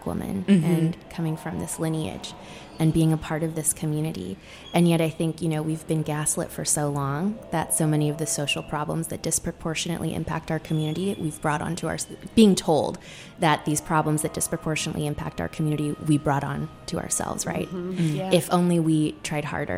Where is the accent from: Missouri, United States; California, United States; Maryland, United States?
California, United States; Sacramento; moved away as an adult; also born or lived in Seattle; we grew up in the suburbs of Sacramento